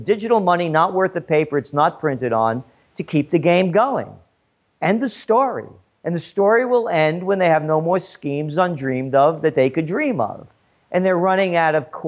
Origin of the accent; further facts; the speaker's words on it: New York City, New York, United States; I went to PS 76 in the Bronx and graduated without honors